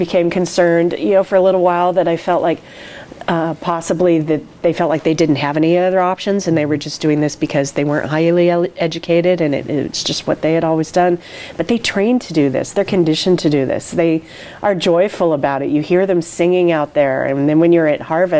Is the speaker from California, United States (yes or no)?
yes; the Bay Area, California, United States; moved away as an adult; also born or lived in Napa, California; now in Oregon, United States; I grew up in the Bay Area and went to high school in Napa